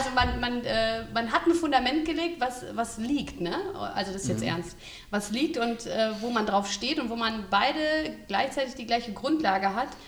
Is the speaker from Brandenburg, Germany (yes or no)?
no; North Rhine-Westphalia, Germany; Jo, wir kommen aus dem schönen Lipperland